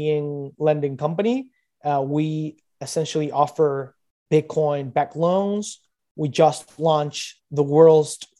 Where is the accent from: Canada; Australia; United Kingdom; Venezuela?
Venezuela; now in Brazil; I'm in Brazil. I come from Venezuela.